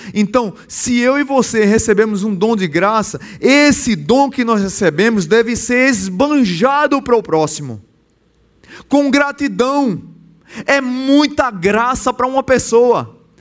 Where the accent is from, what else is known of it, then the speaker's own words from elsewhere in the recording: Pernambuco, Brazil; now in Natal, Brazil; eu sou pernambucano. Lá em Pernambuco tudo é longe